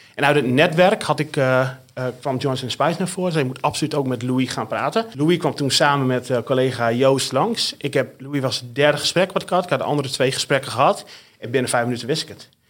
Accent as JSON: {"language": "Dutch", "region": "the north of the Netherlands", "country": "Netherlands", "accent": "northern Dutch", "said": "En zoals je aan mijn accent kunt horen, en die verbloem ik ook niet meer, kom ik uit het noorden van, van Nederland"}